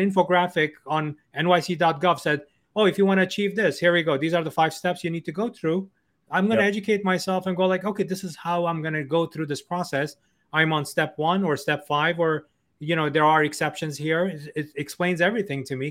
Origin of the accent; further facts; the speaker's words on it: New York City, New York, United States; I'm from New York City, right? Yeah. And I can tell you, I've, I've lived here all my life